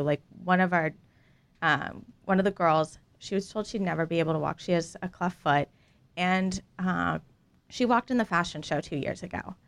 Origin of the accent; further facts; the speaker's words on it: Dallas, Texas, United States; I was raised in Dallas.